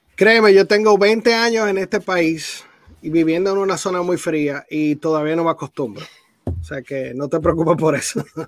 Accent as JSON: {"language": "Spanish", "country": "Dominican Republic", "moved": "yes", "said": "yo soy de la República Dominicana"}